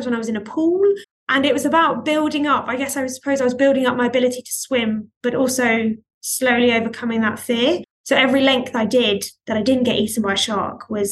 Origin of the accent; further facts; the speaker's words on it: Greece; moved away; I grew up in Greece